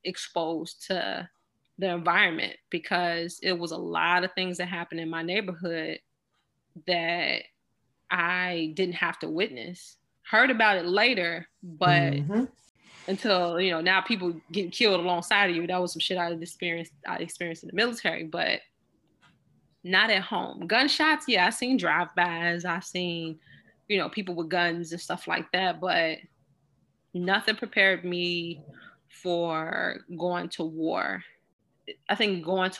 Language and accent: English; Chicago, Illinois, United States; growing up in the Ida B. Wells